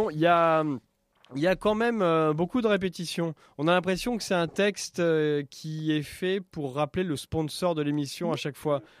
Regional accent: Auvergne-Rhône-Alpes, France; j'ai passé une partie de mon enfance dans le Puy-de-Dôme.

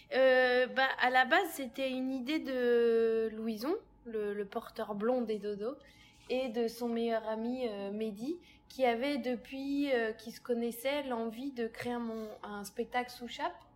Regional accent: Massy, Île-de-France, France; j'ai grandi à Massy

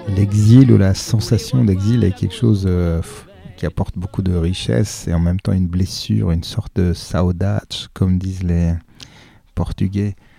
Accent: Ivry-sur-Seine, Île-de-France, France; born or raised there; also born or lived in Iran / La Défense

